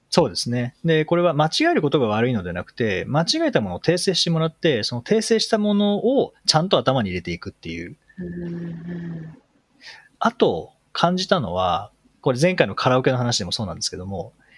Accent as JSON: {"language": "Japanese", "country": "Japan", "said": "僕らが、日本人が"}